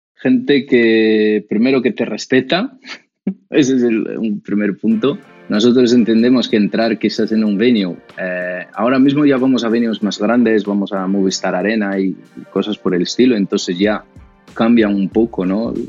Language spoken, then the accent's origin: Spanish; Brazil; Spanish is a second language; moved away as an adult; now in Spain; cuando llegué a España, yo soy de Brasil, en 2009